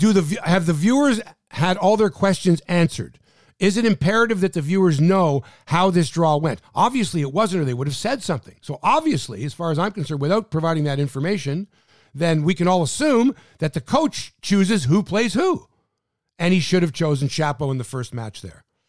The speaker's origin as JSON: {"language": "English", "country": "Canada", "said": "We're from Canada"}